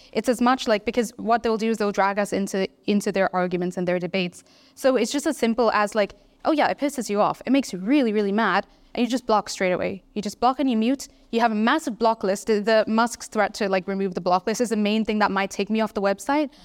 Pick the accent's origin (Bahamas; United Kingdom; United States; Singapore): Singapore; I'm from Singapore